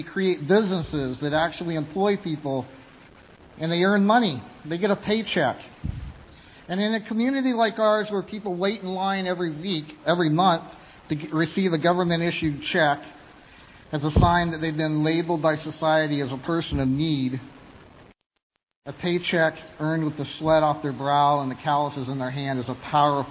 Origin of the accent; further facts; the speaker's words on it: Vancouver, British Columbia, Canada; we're from Vancouver